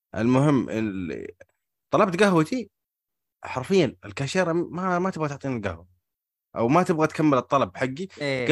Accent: Hejaz, Saudi Arabia; عندنا في الحجاز

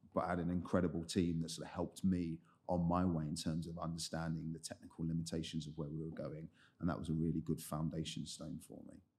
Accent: London, United Kingdom; I grew up in the Southeast. Um, so I, main part of the time I spent there was in a, in a place called Lewisham

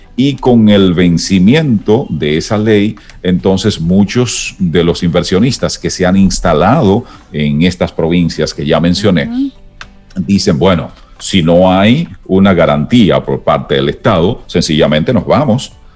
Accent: San Ignacio de Sabaneta, Santiago Rodríguez, Dominican Republic; also born or lived in Dajabón, Dominican Republic; nací en Santiago Rodríguez, noroeste de la República Dominicana, y mi bachillerato fue en Dajabón, también noroeste, pero mucho más pegado de la frontera

